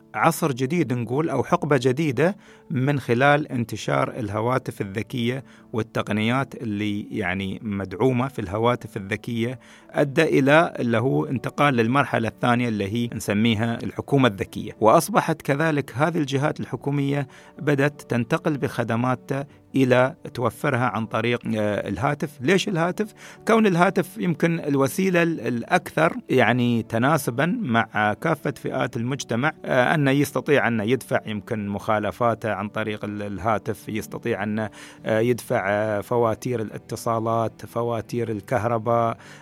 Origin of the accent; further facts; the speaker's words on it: United Arab Emirates; عندنا في الامارات